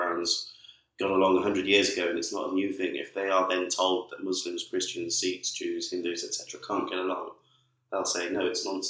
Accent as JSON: {"language": "English", "country": "United Kingdom", "said": "being British"}